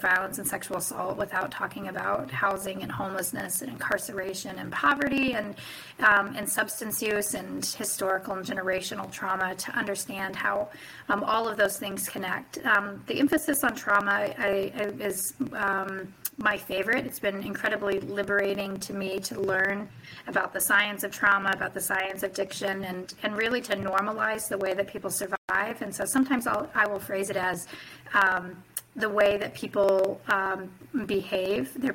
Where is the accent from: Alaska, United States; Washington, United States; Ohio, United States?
Alaska, United States; Chitina; now in Juneau, United States; I was raised in Chitina, Alaska on Otna land, which is in the interior of Alaska. Today I live on Tlingit